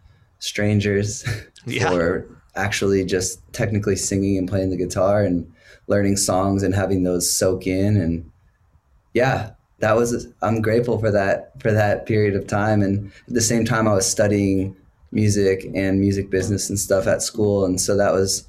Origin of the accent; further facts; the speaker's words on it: Portland, Maine, United States; moved away as an adult; also born or lived in Chicago; I moved to Chicago after I left my hometown in Maine, Portland, Maine